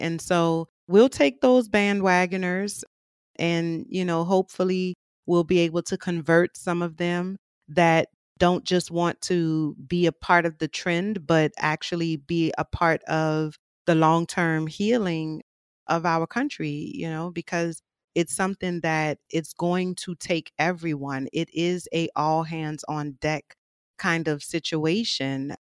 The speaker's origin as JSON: {"language": "English", "town": "New Orleans", "region": "Louisiana", "country": "United States", "tie": "born or raised there", "said": "I'm from New Orleans, born and raised"}